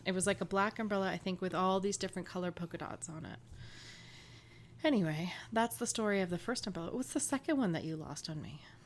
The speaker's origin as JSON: {"language": "English", "town": "Woodstock", "region": "New Brunswick", "country": "Canada", "tie": "born or raised there", "said": "my hometown in Woodstock, New Brunswick"}